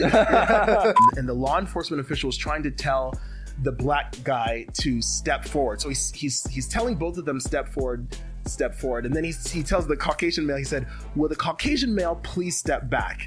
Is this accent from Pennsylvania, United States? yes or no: no; Las Vegas, Nevada, United States; moved away; I love being here in Vegas. I grew up here in Vegas.